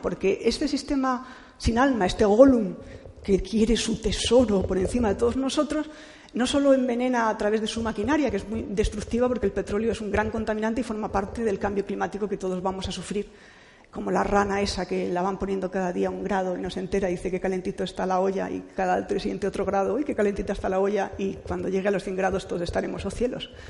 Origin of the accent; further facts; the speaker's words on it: Cantabria, Spain; yo soy cántabra